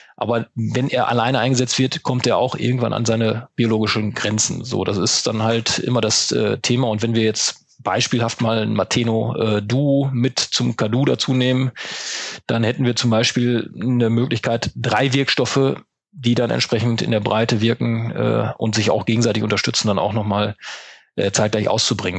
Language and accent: German; Münsterland, North Rhine-Westphalia, Germany; wenn man im Münsterland mitten auf dem Plattenland groß wird